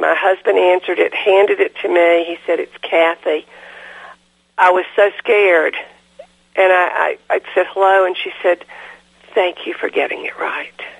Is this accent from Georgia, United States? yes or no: yes; DeKalb County, Georgia, United States; also born or lived in Chattanooga, Tennessee; I was born in Chattanooga, but uh, moved to mm-hmm. DeKalb County, Georgia, when I was five years old. And lived here all my life.